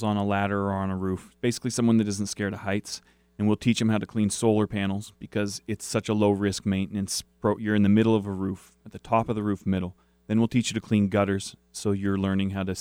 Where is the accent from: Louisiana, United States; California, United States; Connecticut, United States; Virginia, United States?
Virginia, United States; Charlottesville; I grew up in Charlottesville, Virginia.